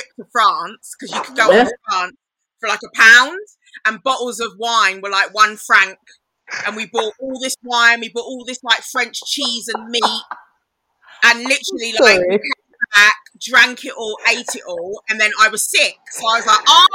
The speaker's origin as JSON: {"language": "English", "area": "Kent", "region": "South East England", "country": "United Kingdom", "tie": "born or raised there", "said": "I grew up in Kent, so it was like there aren't any black kids"}